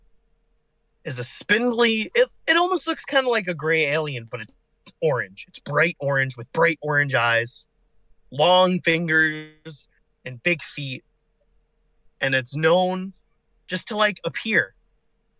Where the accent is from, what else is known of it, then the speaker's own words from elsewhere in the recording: Illinois, United States; my home state of Illinois